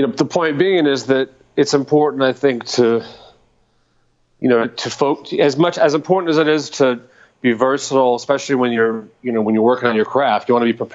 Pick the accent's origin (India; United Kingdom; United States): United States; Dallas, Texas; I grew up in Dallas